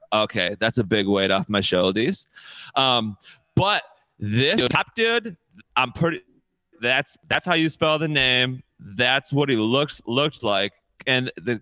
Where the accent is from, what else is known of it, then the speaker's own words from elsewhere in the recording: Wyoming, Michigan, United States; I grew up in Wyoming, like right on the border of Byron Center